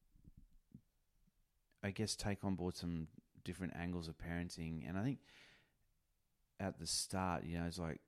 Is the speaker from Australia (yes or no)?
yes; North Queensland, Australia; moved away as an adult; also born or lived in New Zealand; now in Pilbara, Australia; I'm a Kiwi, raised in North Queensland, where I met her, and then have spent majority of my adult life in Western Australia, the Pilbara